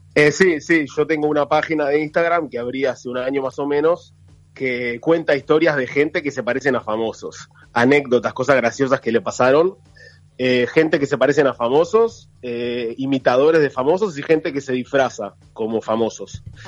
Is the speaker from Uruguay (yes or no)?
yes; Uruguay; now in Israel; cuando éramos chicos en Uruguay